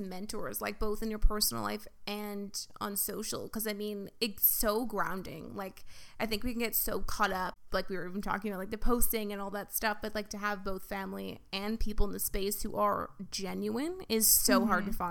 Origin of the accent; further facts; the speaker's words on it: Victoria, British Columbia, Canada; I grew up in Victoria, and like, it's like, when I go back there, it's like, so many of my friends now are like married, having kids